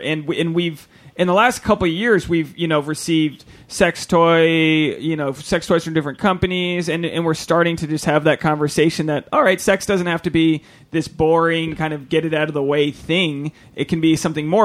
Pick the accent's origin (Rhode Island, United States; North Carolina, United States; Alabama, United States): Rhode Island, United States; I'm from Rhode Island, which is like Puritan capital of the world